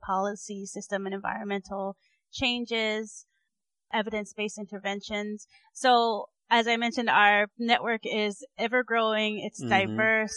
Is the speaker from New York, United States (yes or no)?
no; Hawaii, United States; moved away; also born or lived in Arizona / Michigan / North Dakota; I grew up in Hawaii